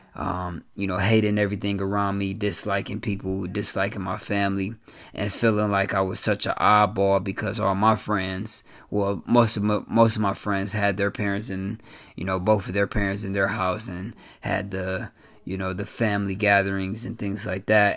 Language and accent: English; Flint, Michigan, United States; born and raised in Flint, Michigan